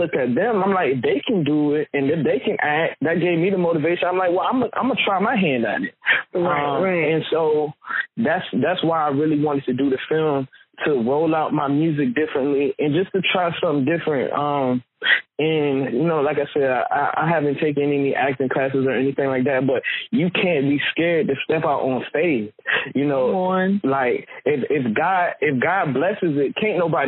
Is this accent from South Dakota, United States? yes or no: no; Newport News, Virginia, United States; Newport News, I was born in Newport News